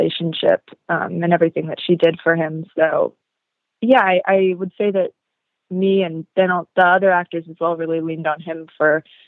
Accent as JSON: {"language": "English", "town": "Seattle", "region": "Washington", "country": "United States", "tie": "born or raised there", "said": "my life growing up in Seattle"}